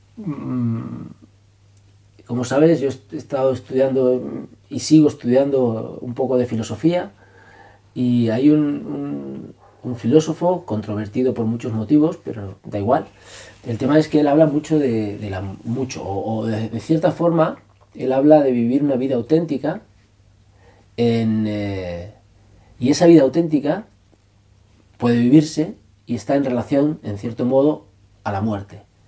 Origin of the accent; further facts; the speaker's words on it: Barcelona, Catalonia, Spain; also born or lived in Extremadura; yo vivía en Cataluña